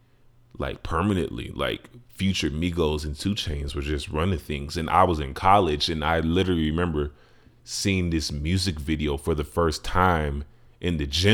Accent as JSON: {"language": "English", "town": "Chicago", "region": "Illinois", "country": "United States", "tie": "born or raised there", "said": "my life growing up in Chicago"}